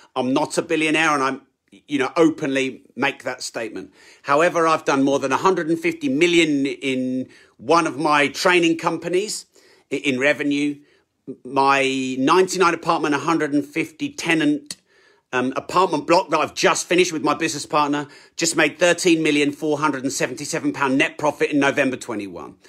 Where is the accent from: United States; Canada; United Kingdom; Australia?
United Kingdom; I'm British